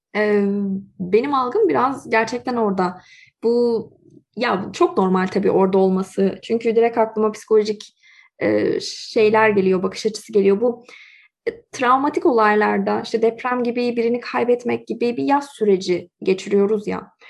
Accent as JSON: {"language": "Turkish", "country": "Turkey", "moved": "yes", "lives_now": "Canada", "said": "eğer benim evim Türkiye idiyse ben neden Kanada'dayım"}